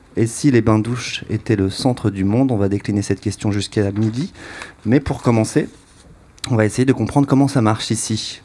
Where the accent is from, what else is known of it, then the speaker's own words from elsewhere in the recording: Bourg-en-Bresse, Auvergne-Rhône-Alpes, France; la piscine municipale où j'allais à l'école quand j'étais petit à Bourg-en-Bresse